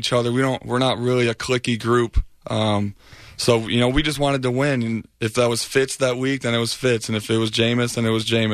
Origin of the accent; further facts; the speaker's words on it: Michigan, United States; moved away as an adult; now in Tampa, United States; I'm from Michigan